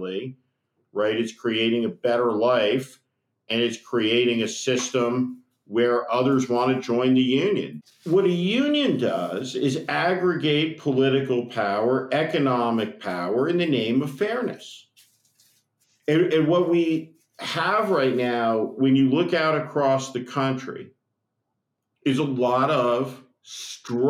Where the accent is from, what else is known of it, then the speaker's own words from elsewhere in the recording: United States; we're Americans